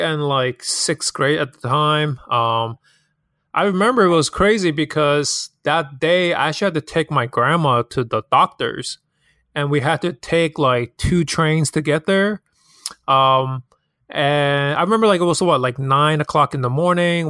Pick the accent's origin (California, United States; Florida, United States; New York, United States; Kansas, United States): New York, United States; New York City; also born or lived in Hong Kong; I'm born and raised in Hong Kong, but I've moved to Queens, nearest city, since I was ten years old.